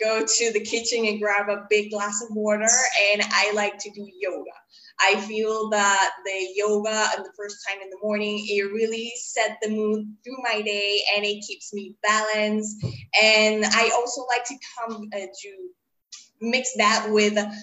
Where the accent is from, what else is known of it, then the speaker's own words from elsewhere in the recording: Caracas, Capital District, Venezuela; moved away as an adult; now in Panama City, Panama; I'm a migrant. I was born in Caracas, Venezuela, and I live the last 7 years in my life here in Caracas City. And I arrived when I was 20 years old